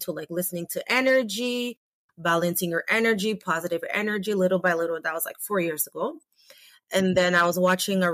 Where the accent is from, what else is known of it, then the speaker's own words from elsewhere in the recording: St. Vincent & Grenadines; now in Canada; I'm from the Caribbean island, St. Vincent